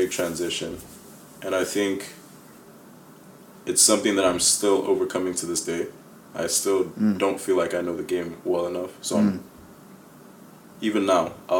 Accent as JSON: {"language": "English", "country": "Nigeria", "tie": "born or raised there", "also_born_or_lived": "Chicago, Illinois, United States", "said": "my family actually moved back to Nigeria when I was 7 years old."}